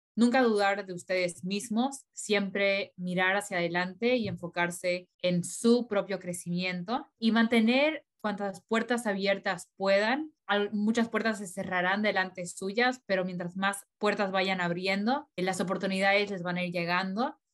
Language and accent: Spanish; Bolivia; also born or lived in Colorado, United States; now in United States